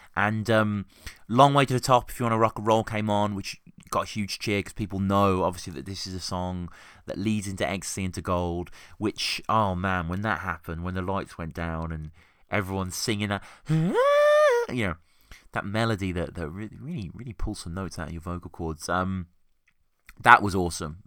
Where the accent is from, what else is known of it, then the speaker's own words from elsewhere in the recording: Birmingham, West Midlands, United Kingdom; now in Oxford, United Kingdom; I live in Oxford, um, live and work in Oxford, but I grew up in Birmingham